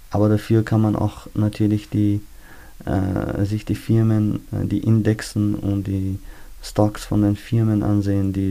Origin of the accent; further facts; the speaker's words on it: Austria; Ich bin ein Österreicher